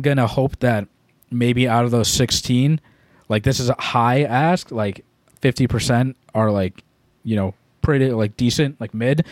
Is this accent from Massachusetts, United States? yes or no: yes; Massachusetts, United States; We're from Massachusetts